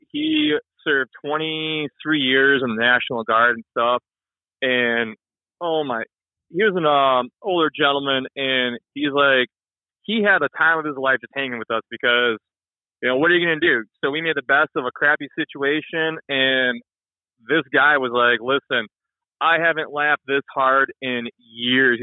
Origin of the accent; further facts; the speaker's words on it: Michigan, United States; I'm from Michigan, so right here in the Saginaw Bay